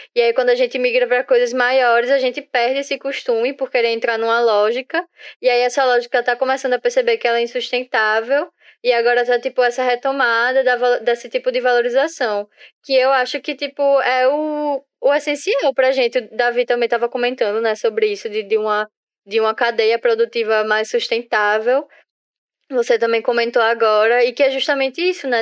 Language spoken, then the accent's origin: Portuguese; Northeast Region, Brazil; todo mundo aqui é nordestino